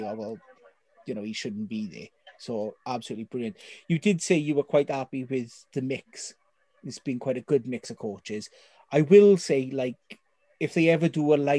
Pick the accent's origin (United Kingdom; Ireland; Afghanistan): United Kingdom; Wales; as a Welsh fan